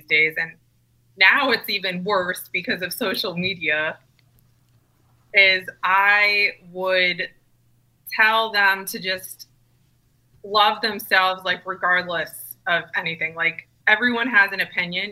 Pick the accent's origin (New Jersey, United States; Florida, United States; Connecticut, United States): Connecticut, United States; Weston; growing up in a really small town in Connecticut called Weston, Connecticut